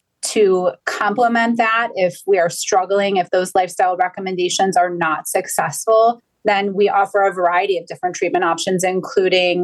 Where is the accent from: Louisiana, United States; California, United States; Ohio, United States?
Ohio, United States; Cleveland; I am born and raised in Cleveland, Ohio